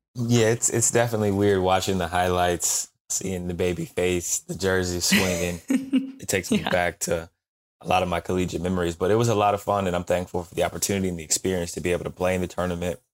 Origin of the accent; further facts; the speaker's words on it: Canton, Ohio, United States; I grew up in Canton, Ohio